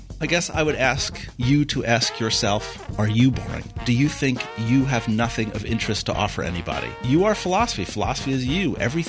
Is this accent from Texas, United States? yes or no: no; Manhattan, New York, United States; now in North Dakota, United States; I was born and raised in Manhattan, on the edge of a neighborhood that most people would know as Spanish Harlem. I ended up in North Dakota because they offered me a job.